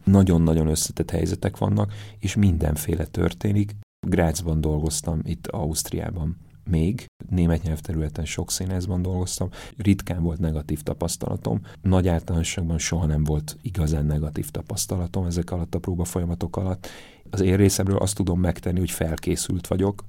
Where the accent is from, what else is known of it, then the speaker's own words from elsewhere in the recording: Zalaegerszeg, Zala, Hungary; moved away; én Zalaegerszegen születtem